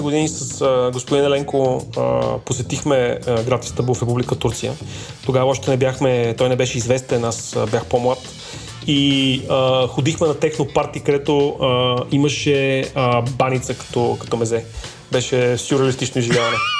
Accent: Bulgaria; сме българи

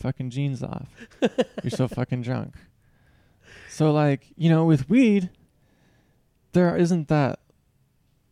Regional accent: Seattle, Washington, United States; moved away; I'm from Seattle. I'm from the Seattle area

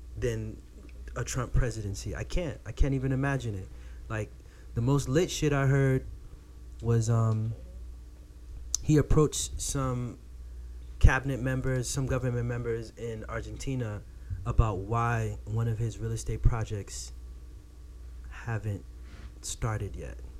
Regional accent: Florida, United States; I'm from Florida

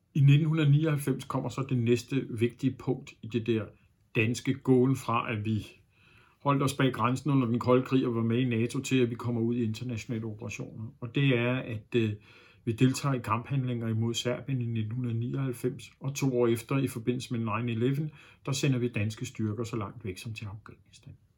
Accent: Denmark

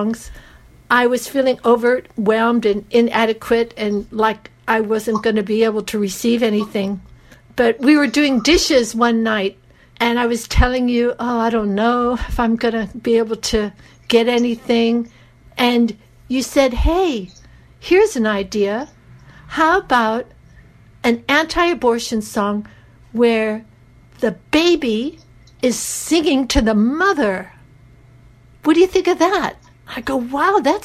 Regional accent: United States; accent: American; moved away; also born or lived in Greece / Japan; my American accent

